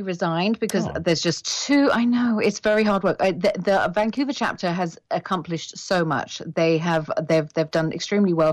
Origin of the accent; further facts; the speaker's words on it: United Kingdom; moved away as an adult; now in Canada; I am British